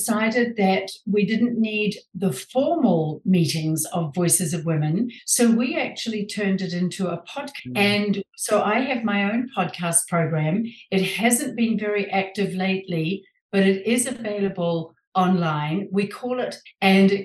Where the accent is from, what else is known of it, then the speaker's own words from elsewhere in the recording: New Zealand; moved away as an adult; now in San Diego, United States; I was born and raised in New Zealand a long time ago, and moved with my husband to San Diego, California